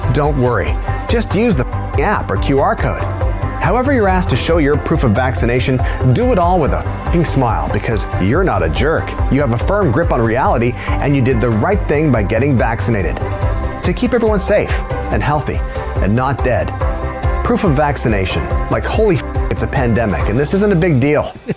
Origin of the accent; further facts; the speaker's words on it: Stratford, Ontario, Canada; growing up in Stratford because Stratford's only thirty six thousand people now